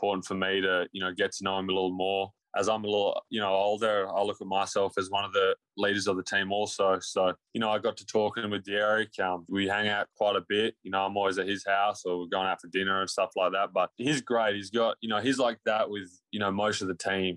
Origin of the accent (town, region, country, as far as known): Australia; moved away